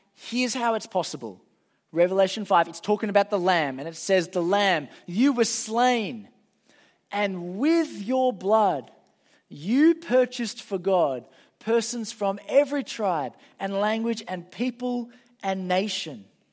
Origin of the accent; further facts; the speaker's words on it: Sydney, New South Wales, Australia; I'm from Sydney.